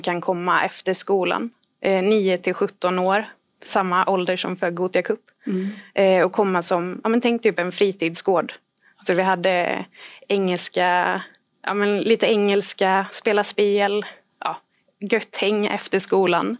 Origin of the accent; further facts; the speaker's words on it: Sweden; vi var tre volontärer från Sverige